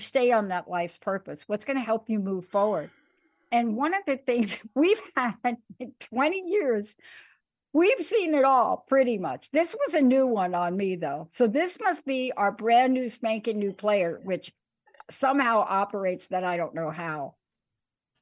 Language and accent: English; New York City, New York, United States; I grew up in New York